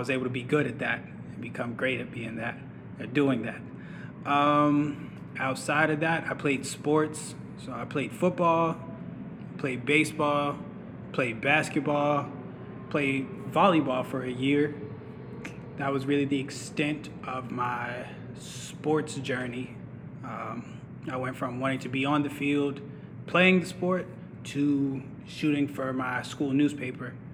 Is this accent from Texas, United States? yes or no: no; Pittsburgh, Pennsylvania, United States; moved away as an adult; now in Atlanta, United States; I was born and grew up in Pittsburgh, Pennsylvania